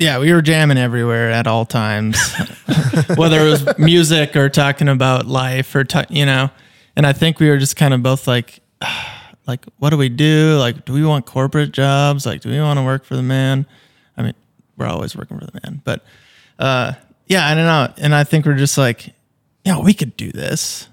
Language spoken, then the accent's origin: English; Fergus Falls, Minnesota, United States; moved away as an adult; now in St. Paul, United States; I grew up in Fergus, born and raised